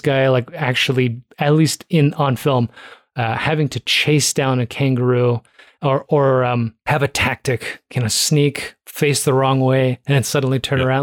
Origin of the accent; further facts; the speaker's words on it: Toronto, Ontario, Canada; I grew up in Toronto